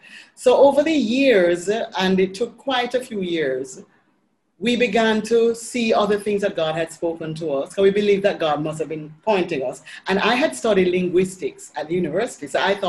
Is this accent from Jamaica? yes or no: yes; Jamaica; moved away as an adult; now in Panama; as a Jamaican